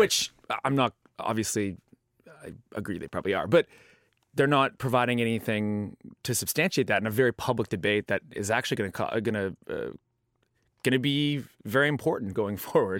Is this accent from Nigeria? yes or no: no; Canada; I'm from Canada